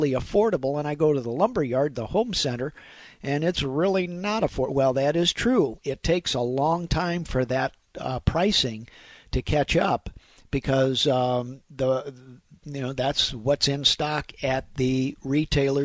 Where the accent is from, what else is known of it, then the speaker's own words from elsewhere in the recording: Afton, Missouri, United States; I grew up in Afton